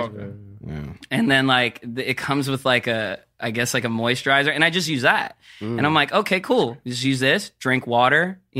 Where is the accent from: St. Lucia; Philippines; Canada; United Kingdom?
Philippines; But yeah, I'm Filipino.